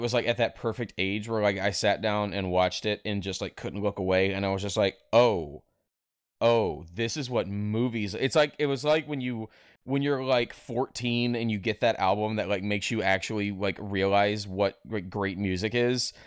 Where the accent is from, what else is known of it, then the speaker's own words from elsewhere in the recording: North Mississippi, United States; I was raised in North Mississippi